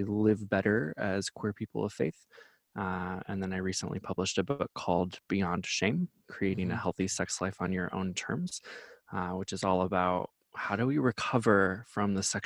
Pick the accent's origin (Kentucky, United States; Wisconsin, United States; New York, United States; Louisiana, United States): Wisconsin, United States; also born or lived in Iowa; I'm from Wisconsin and Iowa.